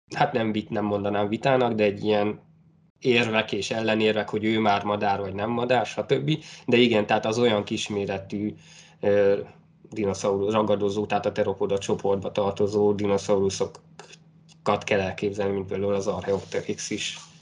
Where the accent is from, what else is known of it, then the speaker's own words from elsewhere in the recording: Great Hungarian Plain, southern Hortobágy, Hajdú-Bihar, Hungary; én az Alföldről származom, konkrétan a Hortobágy ja. egy, egy déli sarkából